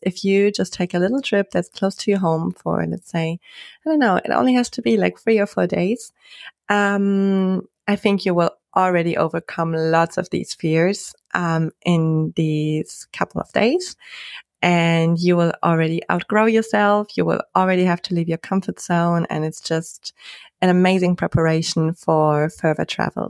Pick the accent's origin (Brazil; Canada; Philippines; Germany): Germany; I'm from Germany